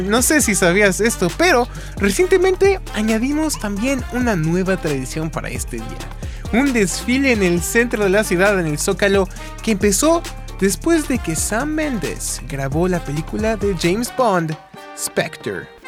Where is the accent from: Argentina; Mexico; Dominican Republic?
Mexico; Mexico City; Ahora seré yo un poco egoísta y platicaré de lo que hacemos en mi tierra natal de la Ciudad de México.